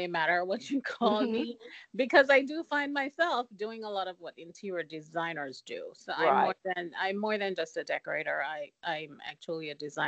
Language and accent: English; Jamaica; moved away; I'm from Jamaica.